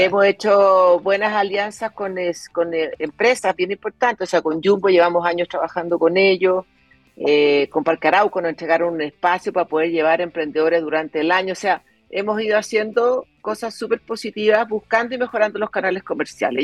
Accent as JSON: {"language": "Spanish", "country": "Chile", "moved": "as an adult", "said": "yo viví fuera de Chile como modelo, que sido muchos años"}